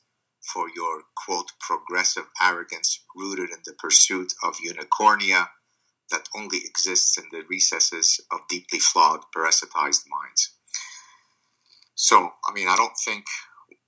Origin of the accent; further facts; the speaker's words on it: Lebanon; first language Arabic; English is a second language; moved away; I'm Lebanese Jewish. I didn't have a good childhood growing up in Lebanon